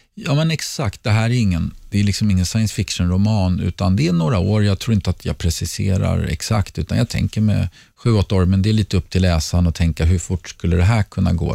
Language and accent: Swedish; Sweden; moved away as an adult; also born or lived in Mallorca; bor vi hemma i Sverige igen